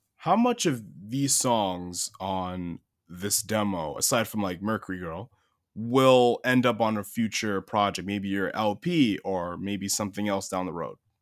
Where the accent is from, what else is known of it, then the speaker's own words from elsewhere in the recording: Long Island, New York, United States; I'm from Long Island originally